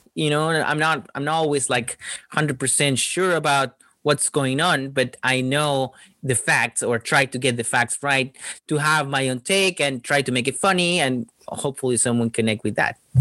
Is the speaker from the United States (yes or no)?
no; Chile; moved away; when I was growing up in Chile, well, Chile is really small